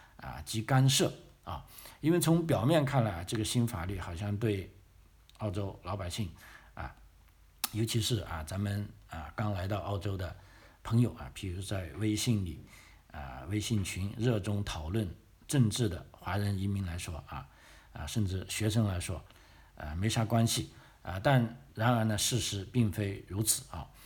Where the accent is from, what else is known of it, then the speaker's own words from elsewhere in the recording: China; now in Australia; 咱们，啊，来自这个中国大陆的学生